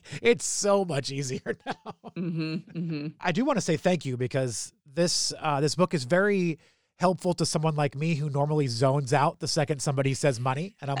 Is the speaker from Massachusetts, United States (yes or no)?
yes; Boston, Massachusetts, United States; moved away as an adult; I grew up near Boston. So whenever somebody would say like, where are you from? I'll always say Boston, and they'll ask me for things. And I'm like, well, I left when I was 18.